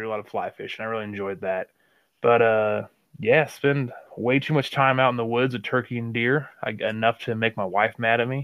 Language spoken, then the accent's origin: English; Northwest Missouri, United States; I grew up in Northwest Missouri on a cattle farm